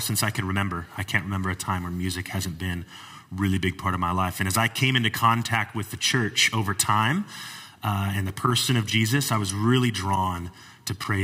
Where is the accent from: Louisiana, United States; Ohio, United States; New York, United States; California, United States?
California, United States; Wildomar; I grew up here in the Temecula Valley. I grew up in what is now Wildomar, what was formerly Lake Elsinore, 909 area code back then